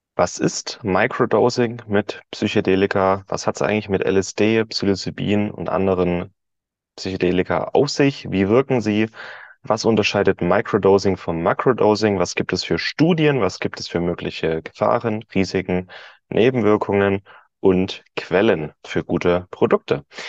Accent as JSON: {"language": "German", "country": "Germany", "said": "als Deutscher"}